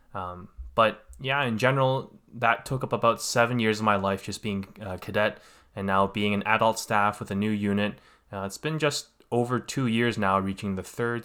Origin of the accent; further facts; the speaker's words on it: Vancouver, British Columbia, Canada; I was born and raised here in Canada. uh, part of the Greater Vancouver area